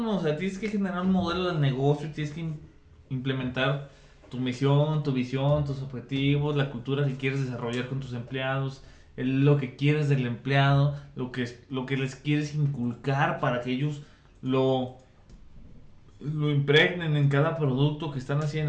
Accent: Mexico

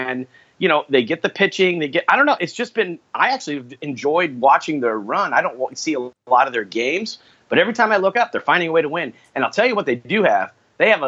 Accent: West Coast, United States; moved away; I grew up on the West Coast

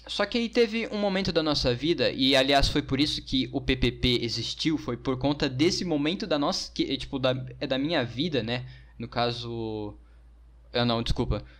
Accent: Brazil

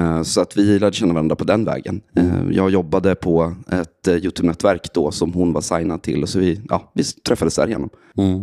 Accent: Västerås, Västmanland, Sweden; Jag är från Västerås eh, från början, så jag växte upp där

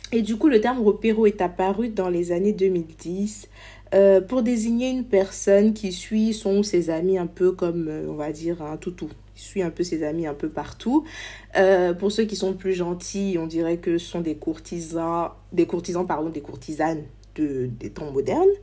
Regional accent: Côte d’Ivoire; Ici, nous allons parler de notre culture en tant qu'ivoirien, de ce que nous avons de si particulier en Afrique, des réalités de notre société, de notre musique, de notre diaspora

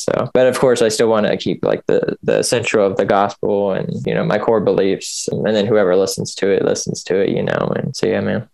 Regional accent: Kentucky, United States; also born or lived in Michigan; I was born in uh, in Michigan. I'm adopted, so my parents were living in Indiana at the time. But anyway, I grew up in uh, in Kentucky.

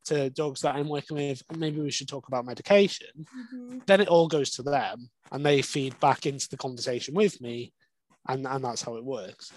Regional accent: Wales, United Kingdom; I grew up in Wales

